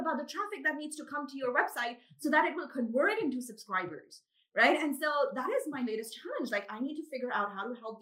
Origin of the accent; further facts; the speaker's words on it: Pakistan; first language Urdu; also born or lived in Dubai; now in Karachi, Pakistan; I grew up in Pakistan